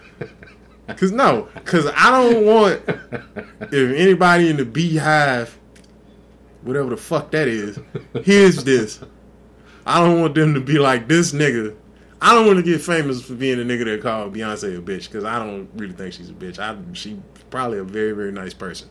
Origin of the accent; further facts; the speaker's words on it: Texas, United States; I'm from Texas